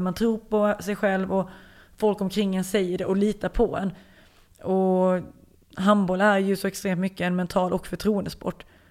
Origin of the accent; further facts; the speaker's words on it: Lund, Skåne, Sweden; moved away as an adult; now in France; Jag är ju född på Lunds lasarett